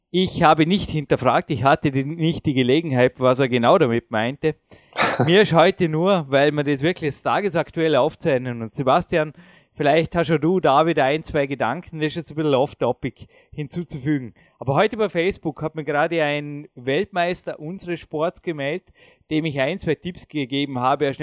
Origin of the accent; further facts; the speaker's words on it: Austria; wenn ich als Österreicher Nationalstolz hätte und sagte, ja, Alpenrepublik und alles andere interessiert mich nicht